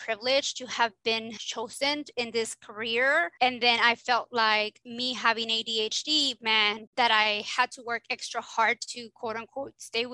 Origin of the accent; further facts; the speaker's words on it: South Texas, United States; I'm from South Texas, which is, I call it Little Mexico, because in South Texas, it's like everybody speaks Spanish and we're mainly all Mexicans.